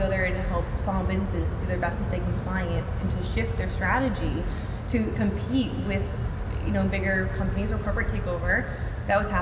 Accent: Massachusetts, United States

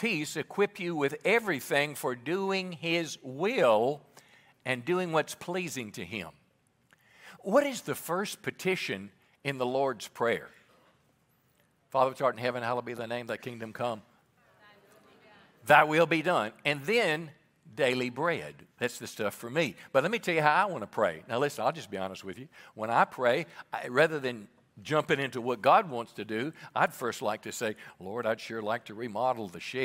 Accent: Mississippi, United States; moved away as an adult; also born or lived in California; I was raised in Mississippi in the Navy in California.

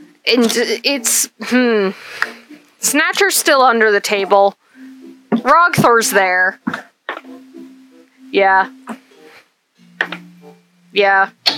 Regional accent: Canada; I'm Canadian.

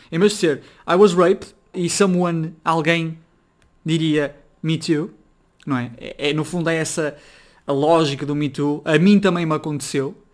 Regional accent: Braga, Norte, Portugal; Eu sou de Braga, sou do Norte

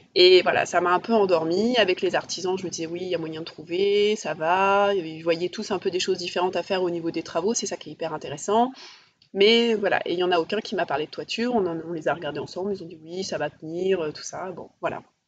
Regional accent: Paris, Île-de-France, France; je suis parisienne

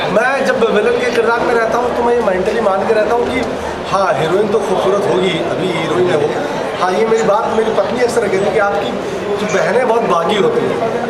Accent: Purvanchal, India

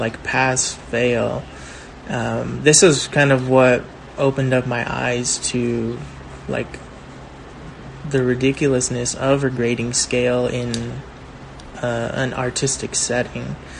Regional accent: Baldwin Park, California, United States; growing up in Baldwin Park

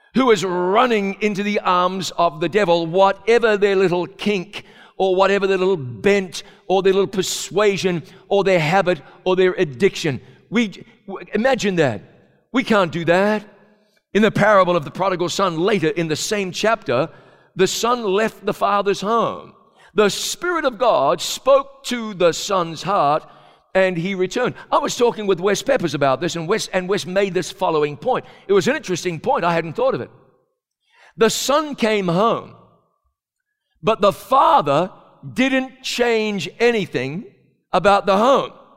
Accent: New Zealand; moved away; a kid growing up in New Zealand

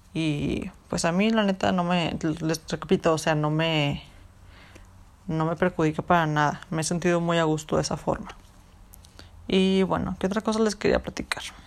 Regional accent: Mexico; nosotros como cultura mexicana, en la que vivimos, en las que nos criaron

